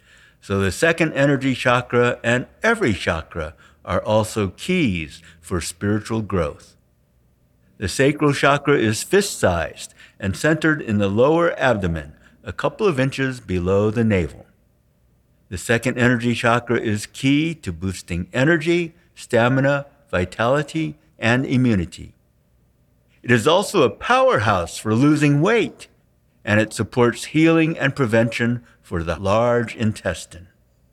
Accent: San Francisco, California, United States; We saw Master Shah speak and give a healing demonstration at an expo in San Francisco, my hometown.

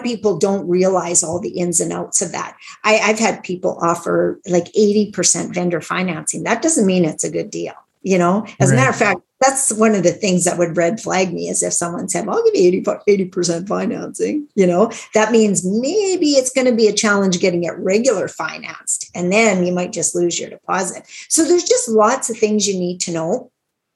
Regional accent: Meadow Lake, Saskatchewan, Canada; Meadow Lake, Saskatchewan, which is my hometown

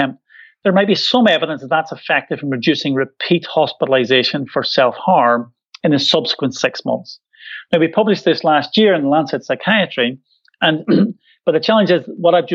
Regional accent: Northern Ireland, United Kingdom; accent: Irish Glaswegian; moved away as an adult; now in Scotland, United Kingdom; Irish Glaswegian accent, because I'm from Northern Ireland originally, but I've lived in Scotland for 20 years.

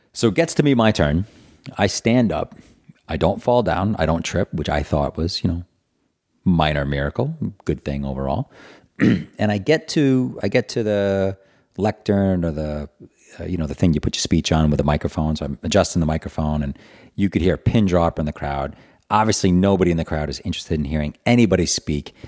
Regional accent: Providence, Rhode Island, United States; born or raised there

